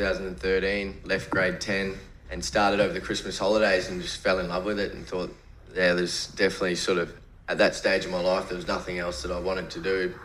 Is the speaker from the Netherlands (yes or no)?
no; Gold Coast, Queensland, Australia; I was born in Southport Hospital